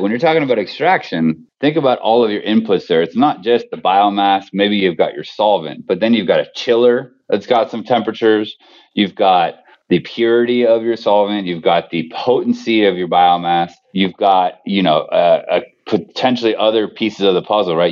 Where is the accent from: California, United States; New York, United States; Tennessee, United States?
California, United States; Bay Area; I grew up in the Bay Area